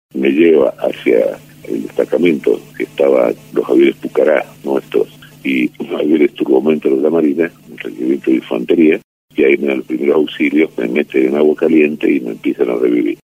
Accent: Argentina

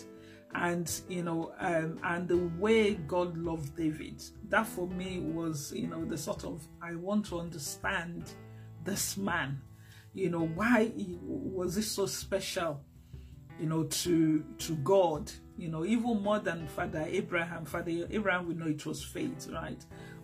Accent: Lagos, Nigeria; also born or lived in Abeokuta; I grew up in Lagos, but I also grew up to understand my culture, which is Yoruba

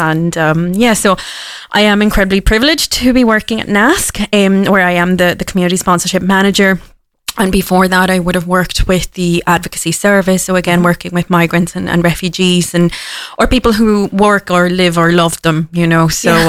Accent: Cork, Munster, Ireland; I am from Cork. So if anyone asks me, I'm from Cork. And Cork people, we are born wherever we want. You know, it was an accidental birth. So I do consider myself a daughter of the city.

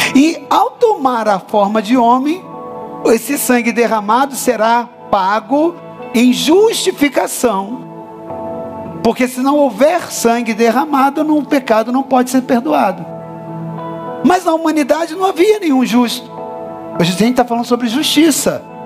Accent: Brazil; Nós, como brasileiros

